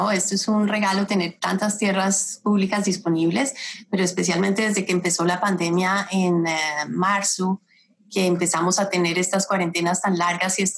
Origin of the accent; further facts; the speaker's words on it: Colombia; now in Boulder, United States; Yo soy de Colombia originalmente y llevo ya unos años viviendo aquí en Boulder